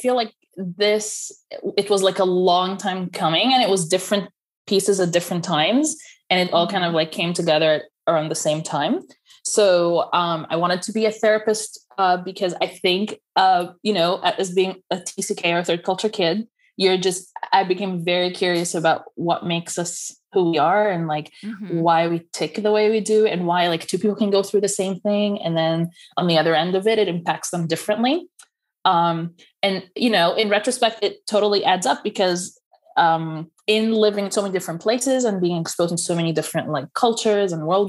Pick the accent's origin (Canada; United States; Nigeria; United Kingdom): United States; if I say I'm Egyptian American, people assume that it means that, like, it depends on where I am.